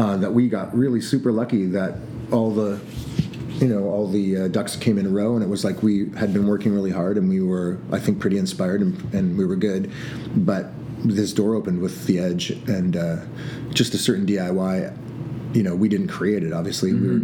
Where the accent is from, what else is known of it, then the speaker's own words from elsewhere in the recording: Toronto, Ontario, Canada; We're from Toronto